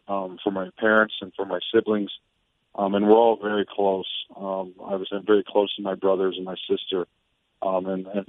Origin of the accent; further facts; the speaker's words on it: Midwest, United States; I grew up in the Midwest